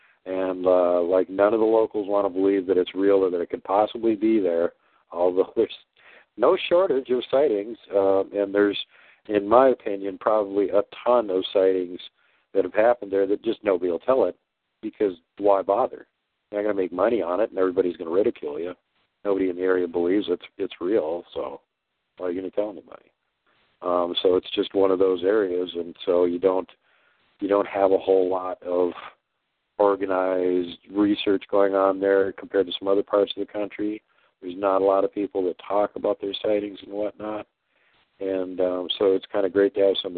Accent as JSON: {"language": "English", "region": "Minnesota", "country": "United States", "tie": "born or raised there", "also_born_or_lived": "Wisconsin", "said": "I grew up in Minnesota."}